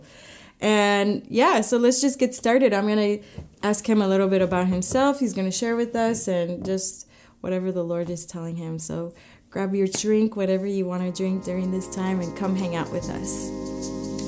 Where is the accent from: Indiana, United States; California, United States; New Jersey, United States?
California, United States; moved away as an adult; now in Kansas City, United States; I'm from California